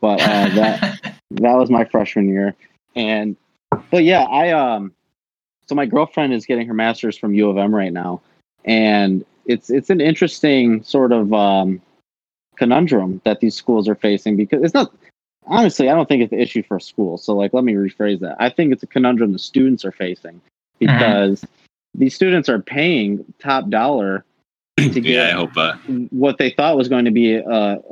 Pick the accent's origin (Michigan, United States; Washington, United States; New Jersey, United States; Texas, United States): Michigan, United States; Linden; I'm from Linden, which is like it's like 25 minutes from Flint